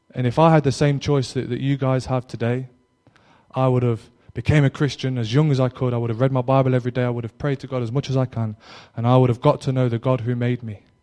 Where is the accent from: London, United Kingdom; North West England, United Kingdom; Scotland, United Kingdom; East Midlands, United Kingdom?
East Midlands, United Kingdom; Derby; now in Cornwall, United Kingdom